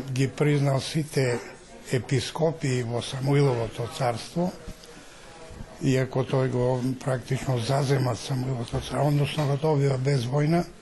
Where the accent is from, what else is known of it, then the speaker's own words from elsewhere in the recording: Maleshevo, North Macedonia; сум од Малешевскиот крај